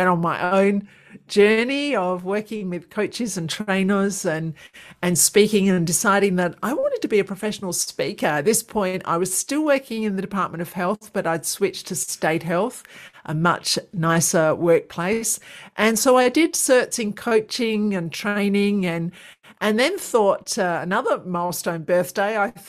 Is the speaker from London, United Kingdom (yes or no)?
yes; London, United Kingdom; moved away as an adult; now in Australia; I'm from London. I did all my training in London and then came over to Australia